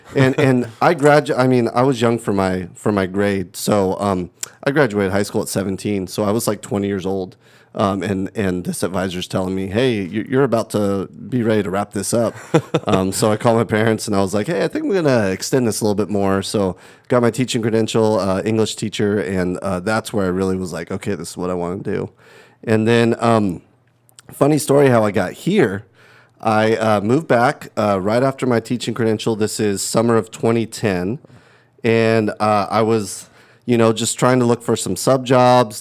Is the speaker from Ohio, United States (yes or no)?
no; Livermore, California, United States; also born or lived in San Jose, California / Milpitas, California; then we moved to Livermore. Uh, got a house on Roselli Drive